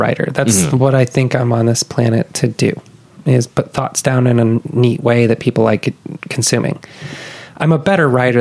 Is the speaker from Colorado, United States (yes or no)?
yes; Denver, Colorado, United States; moved away as an adult; now in Austin, United States; I grew up in Denver